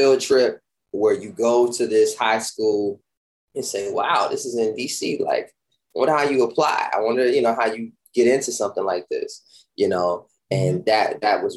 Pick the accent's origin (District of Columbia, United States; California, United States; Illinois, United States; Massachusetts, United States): District of Columbia, United States; Washington; Born and raised in Washington, D.C.